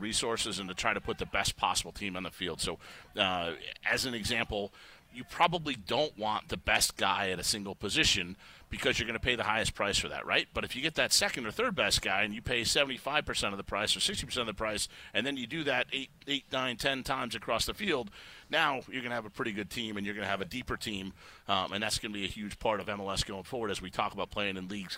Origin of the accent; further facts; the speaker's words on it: Chicago, Illinois, United States; moved away; I grew up in Chicago watching Michael Jordan and Walter Payton.